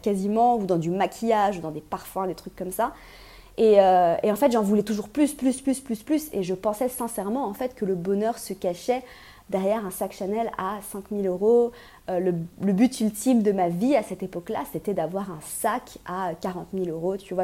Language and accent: French; Switzerland; je suis suisse